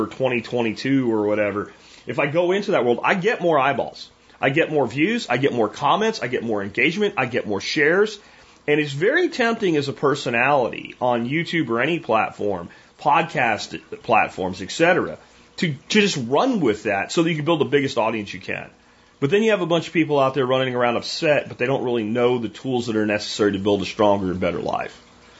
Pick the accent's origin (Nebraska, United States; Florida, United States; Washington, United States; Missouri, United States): Florida, United States; Jacksonville; I grew up in Jacksonville, Florida, and we had ponds like in every apartment complex, every subdivision.